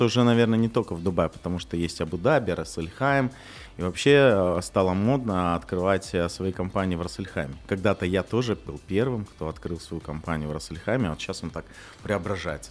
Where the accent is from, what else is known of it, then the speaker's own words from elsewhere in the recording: Kyrgyzstan; also born or lived in Russia / Kazakhstan; now in Dubai, United Arab Emirates; я на самом деле сам из Кыргызстана